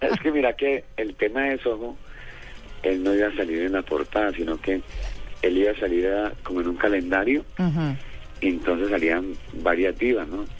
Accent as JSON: {"language": "Spanish", "region": "Valle del Cauca", "country": "Colombia", "said": "así somos nosotros los vallecaucanos"}